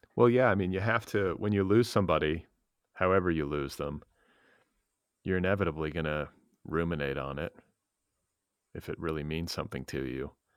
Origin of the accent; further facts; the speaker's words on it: California, United States; a Californian